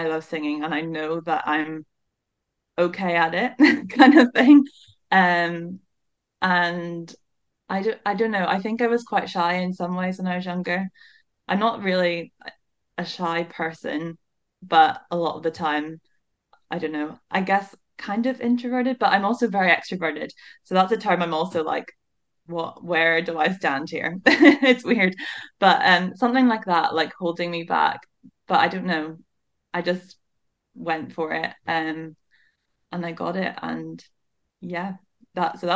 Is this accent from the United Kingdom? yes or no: yes; Northern Ireland, United Kingdom; moved away as an adult; now in Aberdeen, United Kingdom; I come from Northern Ireland